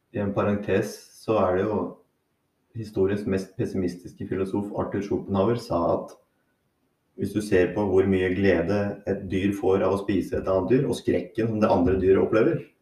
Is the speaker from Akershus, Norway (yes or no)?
yes; Hurdal, Akershus, Norway; also born or lived in Harstad; jeg vokste opp i Hurdal